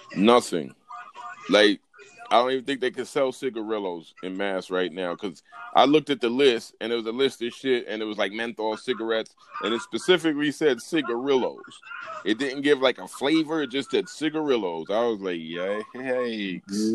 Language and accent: English; United States; I'm fucking American